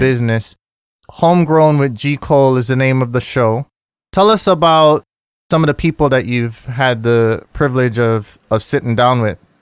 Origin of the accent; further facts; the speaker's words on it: Kingston, Jamaica; moved away; I grew up in Jamaica. in, you know, pretty much the whole decade of the eighties, I was there